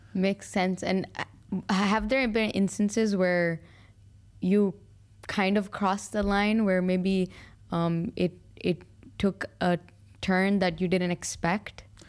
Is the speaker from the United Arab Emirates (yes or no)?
yes; Al Ain, Abu Dhabi, United Arab Emirates; I was born and raised in Alain.